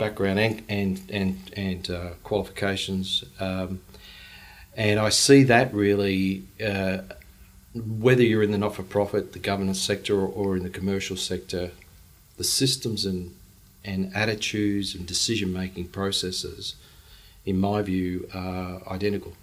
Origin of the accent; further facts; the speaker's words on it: Brisbane, Queensland, Australia; grew up in Paddington, went to school uh, at uh, Marist at Rosalie